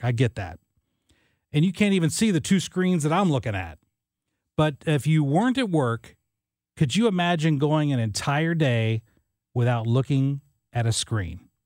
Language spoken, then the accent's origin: English; southern Illinois, United States; I grew up in southern Illinois